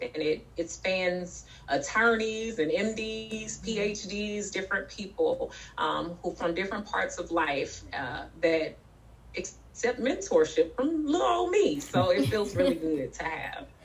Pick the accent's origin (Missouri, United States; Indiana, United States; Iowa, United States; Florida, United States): Missouri, United States; St. Louis; also born or lived in Memphis, Tennessee; I was raised in St. Louis and Memphis, Tennessee.